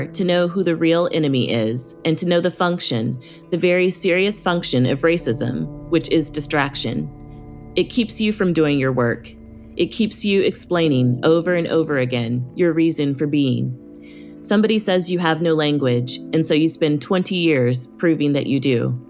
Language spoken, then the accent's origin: English; Midwest, United States; I don't know how you feel about growing up in the Midwest, but I feel like our options weren't really presented to us very clearly.